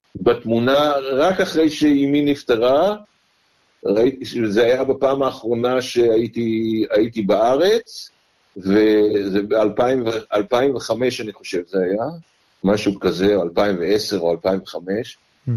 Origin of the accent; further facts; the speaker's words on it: Kibbutz Heftziba, eastern Jezreel Valley, Northern District, Israel; moved away as an adult; also born or lived in Jerusalem, Israel; now in Melbourne, Australia; נולדתי בירושלים ב-1951, אפריל 1951. גדלתי כל חיי עד אה, גיל 27 בקיבוץ חפציבה בעמק יזרעאל המזרחי